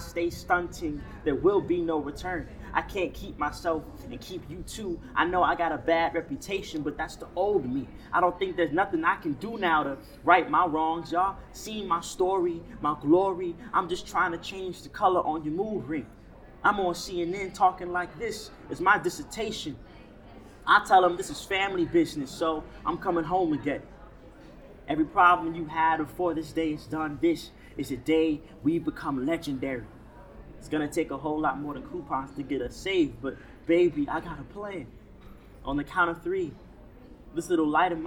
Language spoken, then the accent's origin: English; North Chicago, Illinois, United States; now in New York, United States; I'm originally from North Chicago